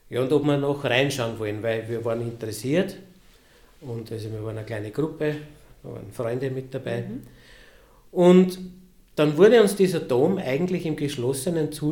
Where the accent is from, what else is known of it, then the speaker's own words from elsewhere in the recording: Lower Austria, Austria; born there; ich bin ja gebürtiger Niederösterreicher